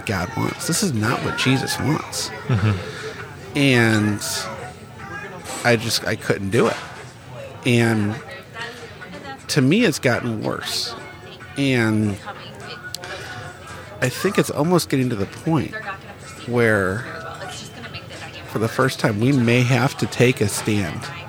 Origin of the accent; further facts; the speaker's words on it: Bridgeton, Missouri, United States; I grew up in Bridgeton, 10, 15 minutes away from Ferguson